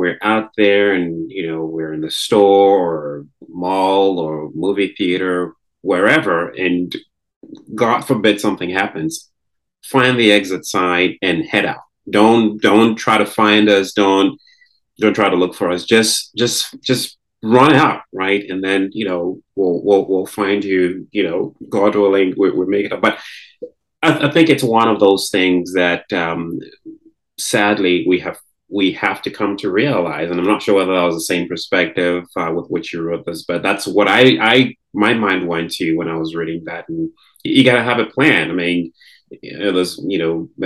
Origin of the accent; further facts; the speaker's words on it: Ghana; moved away; I grew up in Ghana in the in the West African sub-region.